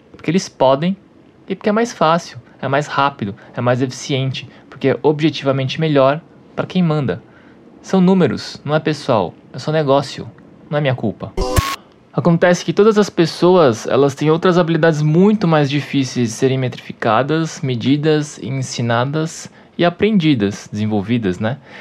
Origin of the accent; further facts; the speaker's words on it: Brazil; Para mim, que sou brasileiro